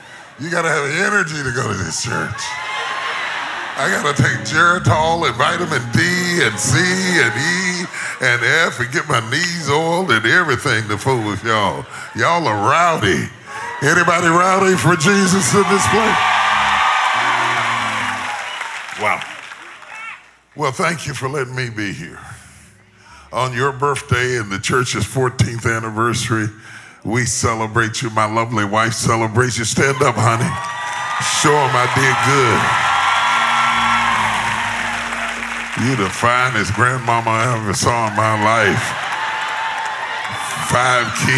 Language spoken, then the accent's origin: English; Charleston, West Virginia, United States; now in Dallas, United States; I grew up in Charleston West, by God, Virginia.